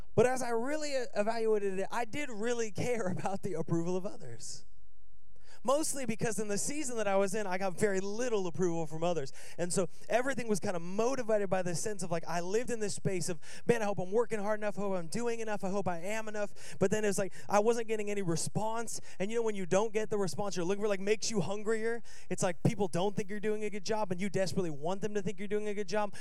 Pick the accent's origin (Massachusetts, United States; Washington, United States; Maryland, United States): Washington, United States; Seattle